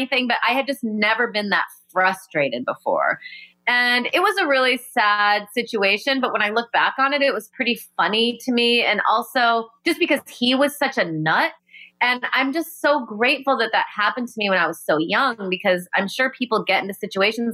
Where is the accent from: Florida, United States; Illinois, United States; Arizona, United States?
Illinois, United States; Rockford; I grew up in Rockford, Illinois